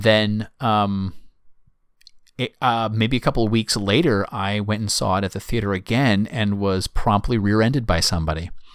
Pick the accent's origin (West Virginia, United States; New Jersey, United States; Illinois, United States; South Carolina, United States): South Carolina, United States; Myrtle Beach; I grew up in Myrtle Beach, South Carolina